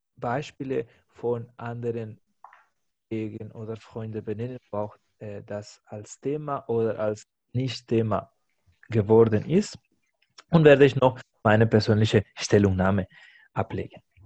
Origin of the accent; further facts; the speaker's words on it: Spain; now in Germany; Ich als Spanier habe ich auch ein anderes Verständnis, was bedeutet Spanier zu sein